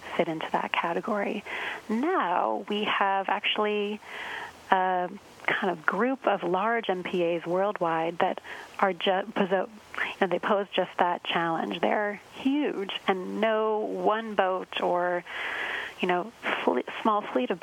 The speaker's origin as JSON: {"language": "English", "region": "Arizona", "country": "United States", "tie": "born or raised there", "moved": "yes", "said": "I grew up in Arizona. So I also grew up in a landlocked location."}